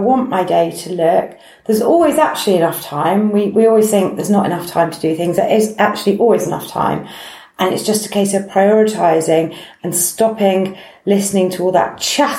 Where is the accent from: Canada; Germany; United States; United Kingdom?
United Kingdom; we're very British